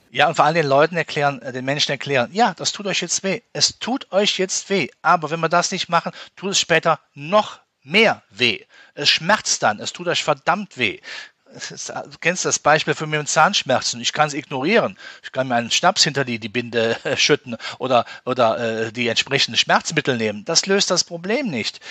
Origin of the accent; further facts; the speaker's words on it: Rhineland, Germany; als Rheinländer